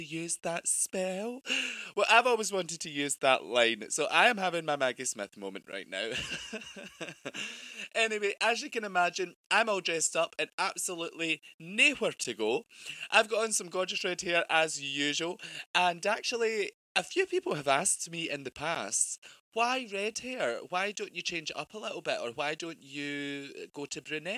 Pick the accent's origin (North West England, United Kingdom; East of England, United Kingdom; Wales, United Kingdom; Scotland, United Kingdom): Scotland, United Kingdom; I'm Scottish